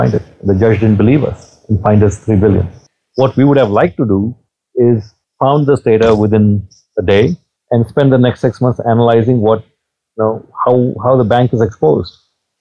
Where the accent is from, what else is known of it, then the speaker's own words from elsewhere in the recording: India; moved away; I'm from India